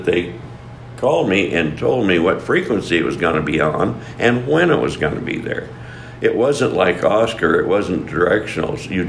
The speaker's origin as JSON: {"language": "English", "region": "Colorado", "country": "United States", "moved": "as an adult", "lives_now": "Hot Springs, Arkansas, United States", "said": "anyway, I am from Colorado, been here in Arkansas 25 years now"}